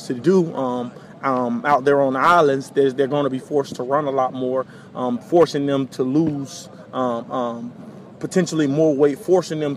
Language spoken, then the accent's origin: English; South Florida, United States; moved away; when you're young and growing up in South Florida, you don't understand how hot it gets until you go somewhere else, live in some other places